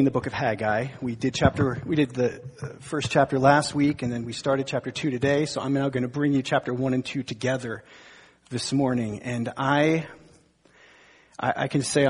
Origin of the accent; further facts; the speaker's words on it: northern New Jersey, United States; I was born and bred in New Jersey, northern New Jersey